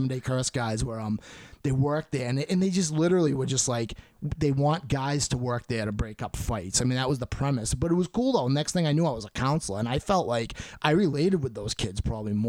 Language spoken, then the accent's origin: English; Halifax, Massachusetts, United States; I'm from Halifax, but it's like the same area